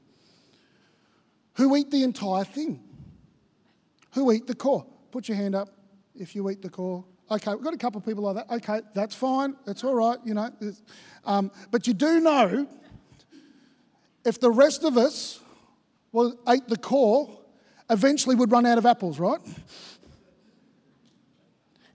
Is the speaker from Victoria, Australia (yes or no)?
yes; Victoria, Australia; now in Queensland, Australia; I grew up in Victoria